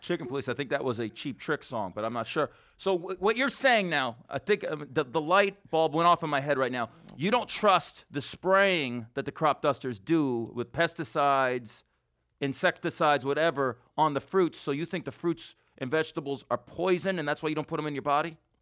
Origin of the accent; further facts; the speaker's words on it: Las Vegas, Nevada, United States; I'm from Las Vegas. I'm from the desert.